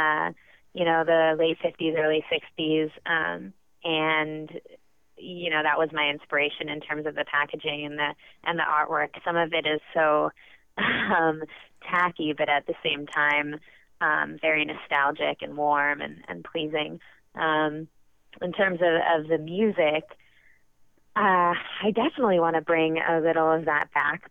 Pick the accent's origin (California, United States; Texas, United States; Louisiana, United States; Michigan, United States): California, United States; Bay Area, right outside San Francisco; moved away as an adult; also born or lived in Brooklyn, New York; now in New York, United States; I was born and raised in the Bay Area, right outside San Francisco, but I moved to New York for college